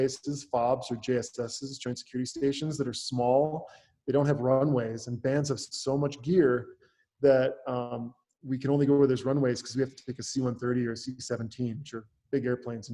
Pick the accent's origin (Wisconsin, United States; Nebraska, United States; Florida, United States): Wisconsin, United States; Northwest; moved away as an adult; also born or lived in Minneapolis / Los Angeles; I grew up in Northwest Wisconsin on a dairy farm